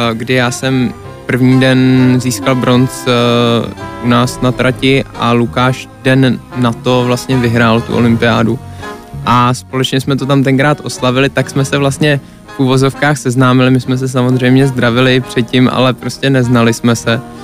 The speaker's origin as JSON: {"language": "Czech", "country": "Czechia", "also_born_or_lived": "Canada", "said": "furt jsem byl Čech"}